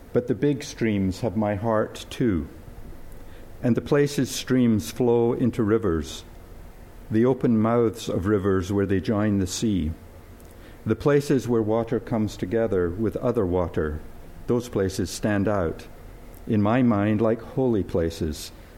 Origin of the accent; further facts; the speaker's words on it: Scotland, United Kingdom; moved away; I was born and brought up in Scotland